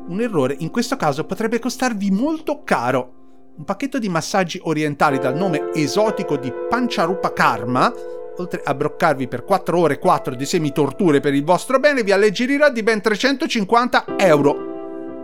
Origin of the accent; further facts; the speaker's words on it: Tuscany, Italy; fatto da Toscani Doc